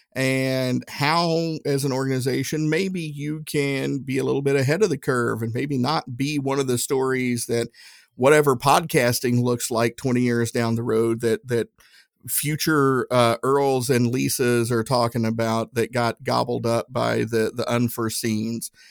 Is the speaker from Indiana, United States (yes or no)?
no; Tennessee, United States; I'm from Tennessee